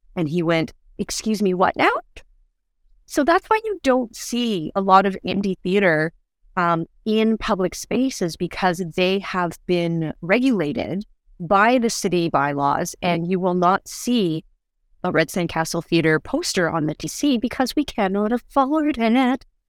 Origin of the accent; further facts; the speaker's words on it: Canada; we're Canadian and we all understand snow suits